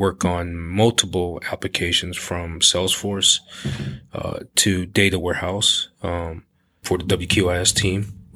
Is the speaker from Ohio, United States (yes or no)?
yes; Cleveland, Ohio, United States; born and raised Cleveland